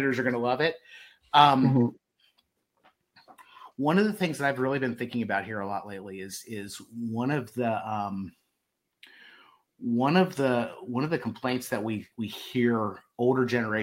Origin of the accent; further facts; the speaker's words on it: Baltimore, Maryland, United States; I grew up in Baltimore